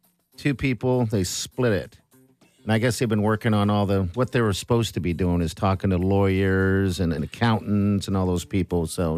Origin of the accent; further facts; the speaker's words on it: Germany; moved away; we lived, I grew up in Germany, high school